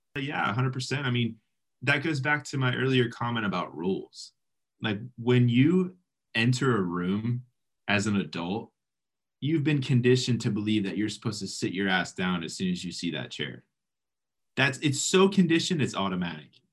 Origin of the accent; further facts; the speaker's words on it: South Florida, United States; I'm from South Florida